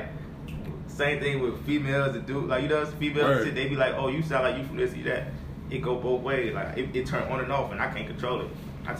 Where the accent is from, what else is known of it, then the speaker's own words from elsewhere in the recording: Atlanta, Georgia, United States; also born or lived in Rochester, New York / College Park, Georgia; I was born in Rochester, New York. It's like between Buffalo and Syracuse, like Western New York. I moved to Atlanta when I was 1 year old.